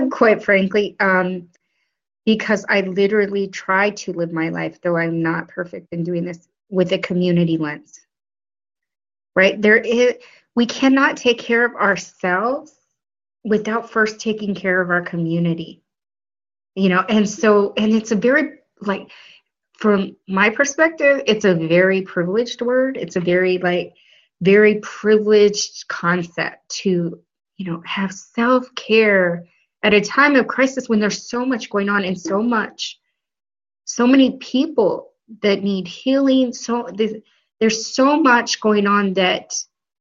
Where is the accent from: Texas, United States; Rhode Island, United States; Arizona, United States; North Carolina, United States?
Arizona, United States; Flagstaff; moved away as an adult; also born or lived in Colorado / Washington, District of Columbia, United States / Illinois; now in New York, United States; Northern Arizona University in my hometown